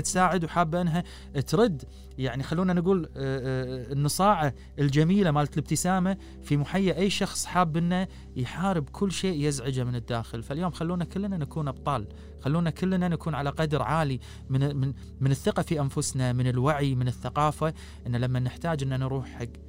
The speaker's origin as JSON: {"language": "Arabic", "country": "Kuwait", "accent": "Kuwaiti", "said": "انا قاعد قاعد اتحكى كويتي"}